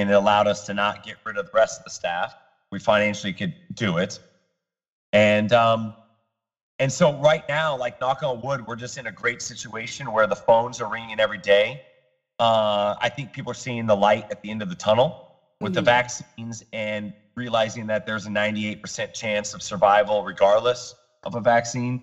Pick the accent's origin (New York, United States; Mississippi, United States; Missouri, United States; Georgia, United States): Missouri, United States; Kearney; now in South Florida, United States; I grew up in Kearney, Missouri